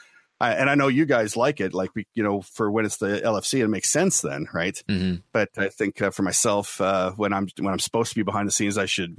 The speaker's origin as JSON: {"language": "English", "town": "Ottawa", "region": "Ontario", "country": "Canada", "tie": "born there", "also_born_or_lived": "Winnipeg, Canada / Kingston, Canada / Lahr, Germany", "said": "And so I was born in Ottawa, Ontario, Canada, and then moved around from there to Winnipeg, Manitoba, Kingston, Ontario, Kippenheim, West Germany, Lahr, West Germany."}